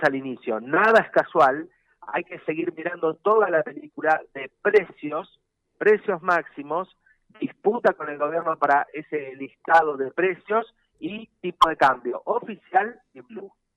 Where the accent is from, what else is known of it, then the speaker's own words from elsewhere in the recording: Argentina; Nosotros somos 45 millones argentinos y argentinos.